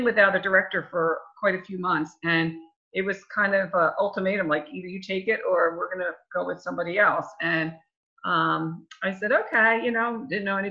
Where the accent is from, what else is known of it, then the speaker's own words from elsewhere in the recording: Berlin, New Jersey, United States; now in Hamilton, United States; I was from Berlin